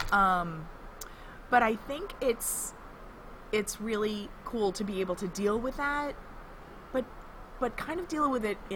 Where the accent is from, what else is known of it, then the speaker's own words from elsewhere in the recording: New Jersey, United States; I hail from New Jersey. Uh, I hail from southern New Jersey, which is quite a bit different from northern New Jersey.